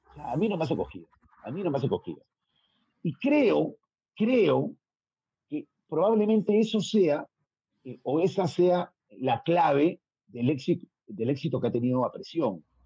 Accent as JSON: {"language": "Spanish", "country": "Peru", "said": "Soy el único peruano que ha estado en Fox"}